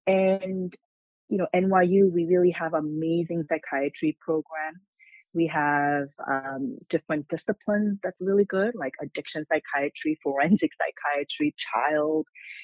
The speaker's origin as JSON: {"language": "English", "country": "South Korea", "tie": "born or raised there", "second_language": "English", "said": "I grew up being exposed as a child to acupuncture and herbal tonics growing up in Korea."}